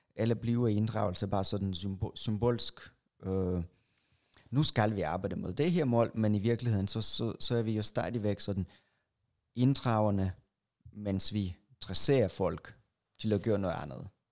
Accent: Russia; now in Denmark; jeg er fra Rusland

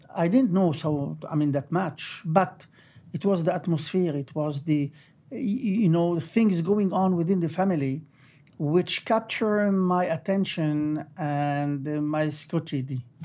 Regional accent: Beirut, Beirut Governorate, Lebanon; moved away as an adult; now in Israel; I was born in Beirut, uh, Lebanon. Um, and I grew up there.

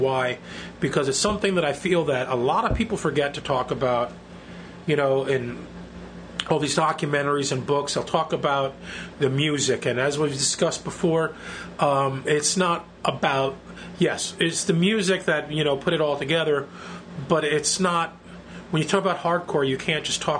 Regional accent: New York, United States; I was born in Mount Sinai Hospital

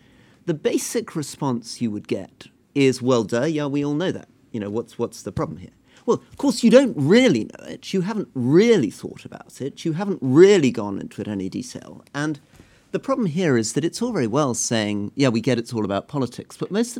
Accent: United Kingdom; But I'm very aware as a British politician, even within my own country, you know, I speak the language fluently, I've grown up in this country

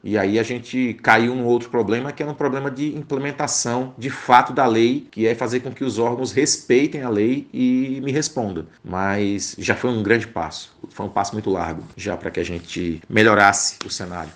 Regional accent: interior of Rio Grande do Norte, Brazil; lá no interior do Rio Grande do Norte, que é a minha terra

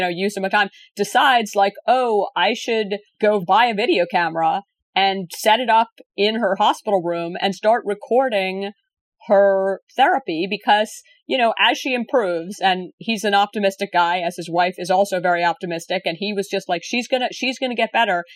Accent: Virginia, United States; your state of Virginia, which is actually my, my home state too

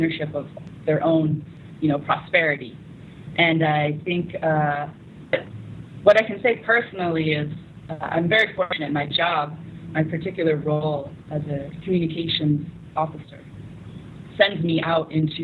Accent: United States; now in South Sudan; you introduce yourself as an American

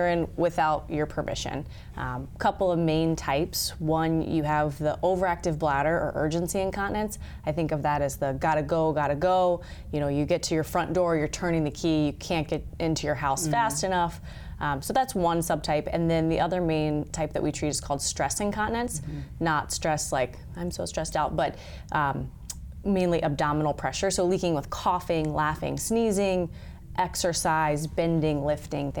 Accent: Virginia, United States; moved away as an adult; also born or lived in Los Angeles, California; now in Sioux Falls, United States; I grew up in Virginia

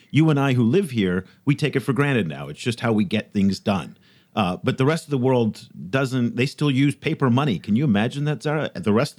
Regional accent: San Francisco Bay Area, California, United States; now in China; I'm originally from the San Francisco Bay Area. And when I go home to the San Francisco Bay Area, to Silicon Valley

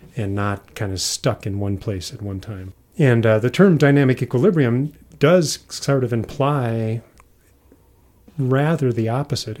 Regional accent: Midwest, United States; moved away as an adult; also born or lived in Utah; growing up in the Midwest

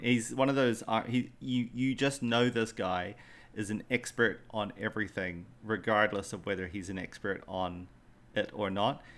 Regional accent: Western Australia, Australia; I, I grew up in Australia. I grew up in Western Australia.

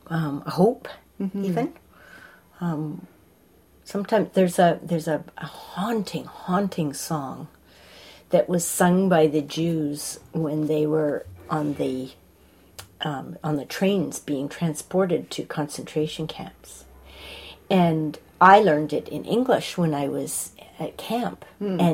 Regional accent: Montreal, Quebec, Canada; moved away; also born or lived in Toronto; I grew up in Montreal

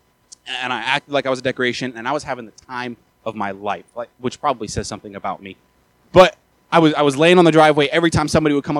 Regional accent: Maryland, United States; moved away; I'm from Maryland originally

